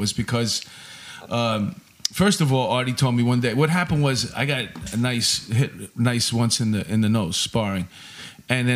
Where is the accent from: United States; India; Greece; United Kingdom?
United States; New York City, New York; I'm from Astoria, and it wasn't a bad neighborhood